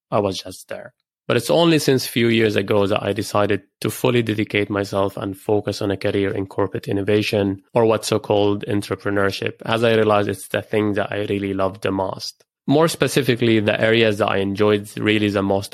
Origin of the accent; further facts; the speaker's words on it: Lebanon; moved away as an adult; also born or lived in Edinburgh / Beirut / Cambridge / Dubai; I grew up in Lebanon